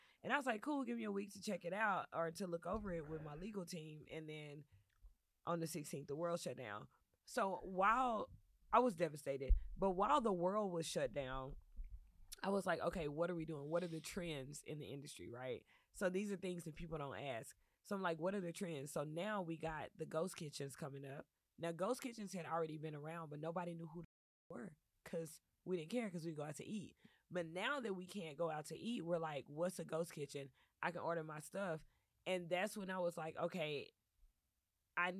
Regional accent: Dallas, Texas, United States; moved away as an adult; now in Los Angeles, United States; I'm from Dallas, Texas originally. I moved to L.A. In 2014 as a singer-songwriter

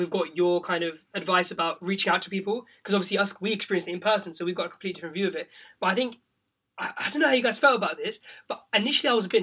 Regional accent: Pakistan; now in London, United Kingdom; I'm like from Pakistan originally

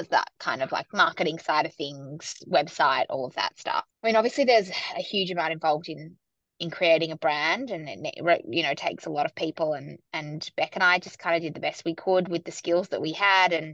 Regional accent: Sydney, New South Wales, Australia; moved away as an adult; also born or lived in New York; now in Melbourne, Australia; I grew up in Sydney and then I moved to New York in my kind of early to mid-20s and worked there for a couple of years

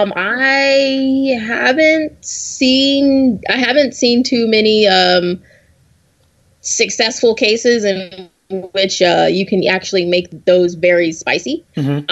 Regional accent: the South, United States; I'm I'm from the South, born and raised

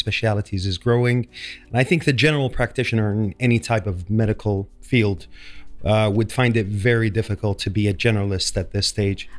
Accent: Saudi Arabia; moved away as an adult; now in London, United Kingdom; I'm from Saudi Arabia. Um, I was trained back in Saudi Arabia

